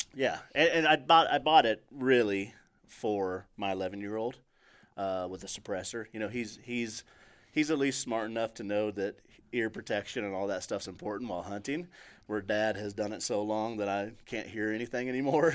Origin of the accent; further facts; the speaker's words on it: Table Rock Lake / Truman Lake, Missouri, United States; moved away; I grew up on Trubin Lake